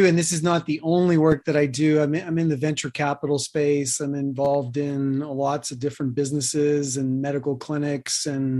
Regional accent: New York City, New York, United States; moved away as an adult; also born or lived in Boulder, Colorado; now in Anthem, United States; I grew up in Queens.

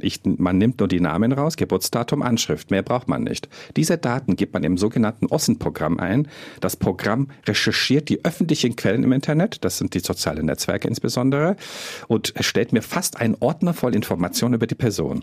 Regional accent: Germany; bei uns in Deutschland

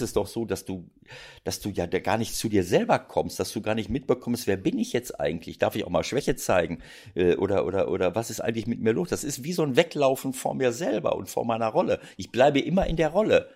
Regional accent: Germany; bei uns in Deutschland

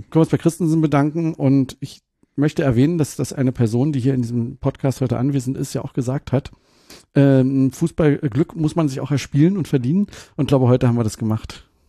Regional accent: Brandenburg, Germany; ich bin ja geborener Brandenburger

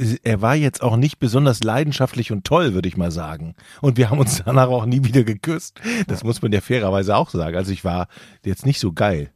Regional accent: Düsseldorf, North Rhine-Westphalia, Germany; als Düsseldorfer

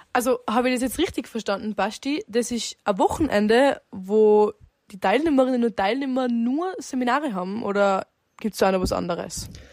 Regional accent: Zillertal, Tyrol, Austria; ich komme aus einem wunderschönen Zillertal

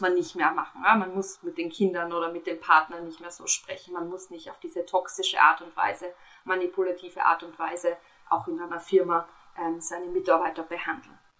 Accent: Austria; bei uns in Österreich

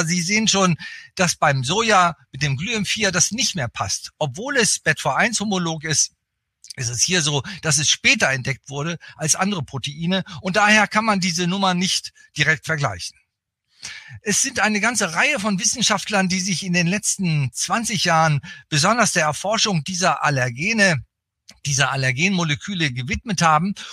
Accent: Bremen, Germany; now in Berlin, Germany; ich bin eigentlich kein richtiger Berliner, auch wenn ich jetzt schon viele Jahrzehnte in Berlin lebe, mit Unterbrechung. Ich bin eigentlich Bremer, komme aus Norddeutschland, also ein Fischkopf.

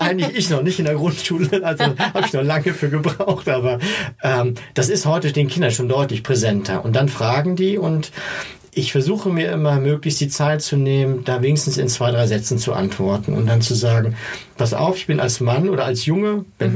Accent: East Germany, Germany; Ich komme aus dem Osten

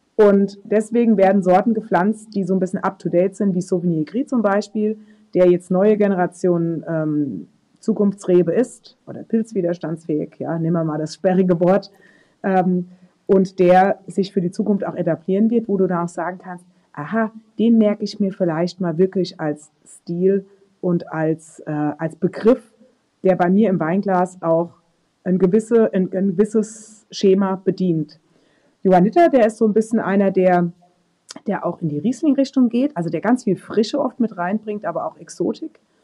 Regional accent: Rheinhessen, Rhineland-Palatinate, Germany; Rheinhessen. Also das, das ist meine Heimat

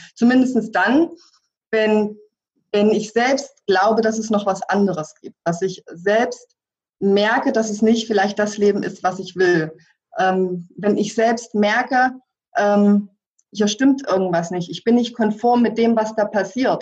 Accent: former East Germany, Germany; moved away as an adult; ich selbst komme aus der ehemaligen DDR

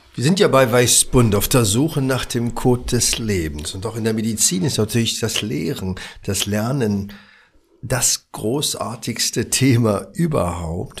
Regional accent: Berlin, Germany; Ich bin ja aus dem Wedding

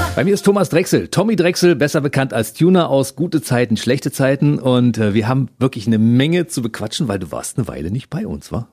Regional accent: Germany; wir sind ja aus derselben Region

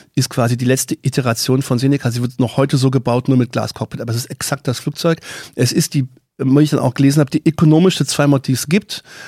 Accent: Baden-Württemberg, Germany; moved away; aus meiner alten Heimat Baden-Württemberg

